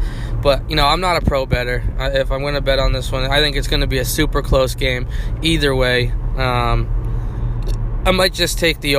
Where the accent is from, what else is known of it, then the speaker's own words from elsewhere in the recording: New England, United States; moved away; also born or lived in Philadelphia; being a Patriots fan and growing up in New England